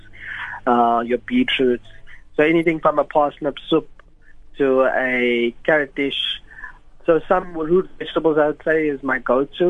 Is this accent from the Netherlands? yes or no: no; Durban, KwaZulu-Natal, South Africa; I'm from Durban, so my love for spices is always there